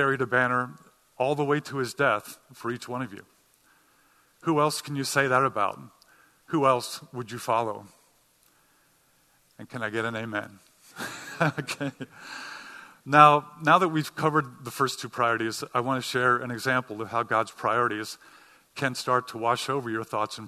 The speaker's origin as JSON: {"language": "English", "town": "Cincinnati", "region": "Ohio", "country": "United States", "moved": "yes", "lives_now": "New England, United States", "said": "some of you know I'm from Cincinnati, Ohio"}